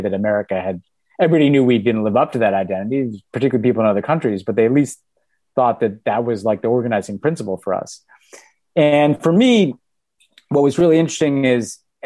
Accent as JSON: {"language": "English", "country": "United States", "said": "I'm the American character."}